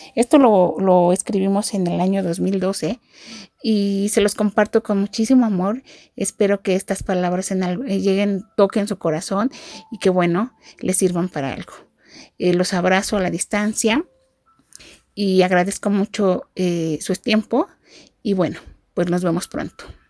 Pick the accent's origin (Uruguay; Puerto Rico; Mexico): Mexico; soy mamá de Dorian y soy de México